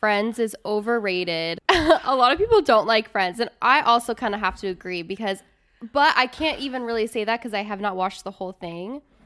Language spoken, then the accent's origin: English; Midwest, United States; I grew up in the Midwest